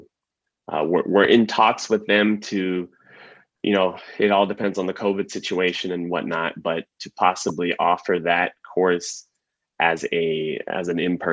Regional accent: San Antonio, Texas, United States; now in San Diego, United States; Originally, I'm from Texas, from San Antonio

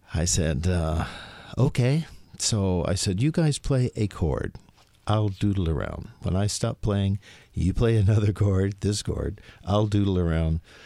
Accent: Gainesville, Florida, United States; moved away as an adult; I was from Florida

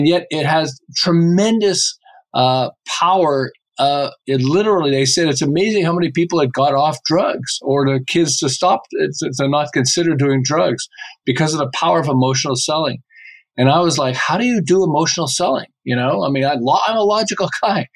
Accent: Montreal, Quebec, Canada; moved away as an adult; now in Southern California, United States; I live in Southern California. I've lived here for about 35 years, but I'm originally from Montreal

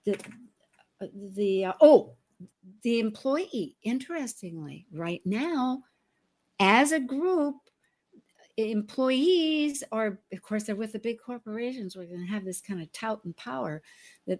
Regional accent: the Northwest, Pacific Northwest, United States; moved away; I was from the Northwest

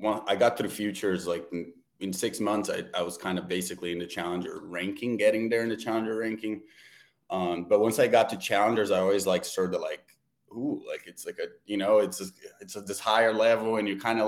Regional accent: Brazil; moved away; I'm from Brazil

